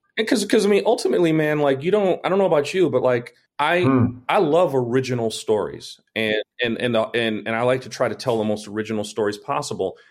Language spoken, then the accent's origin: English; New York, United States; I lived right. in New York